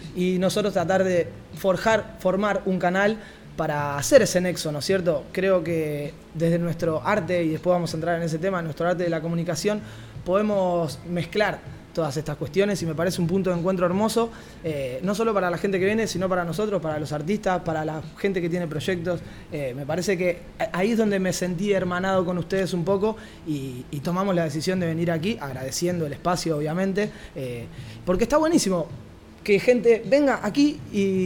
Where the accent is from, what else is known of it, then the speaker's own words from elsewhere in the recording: Rosario, Santa Fe, Argentina; now in Barcelona, Spain; desde el otro lado del charco, como buenos rosarinos que somos